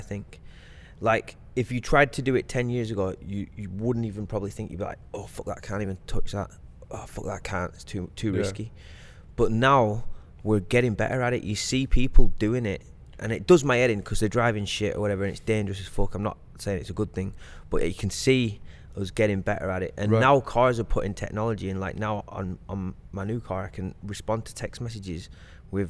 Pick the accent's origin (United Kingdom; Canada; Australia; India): United Kingdom; Blackburn, North West England; moved away as an adult; now in United States